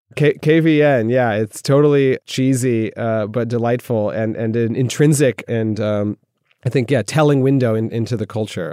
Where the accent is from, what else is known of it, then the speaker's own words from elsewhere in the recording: United States; moved away as an adult; now in Moscow, Russia; being an American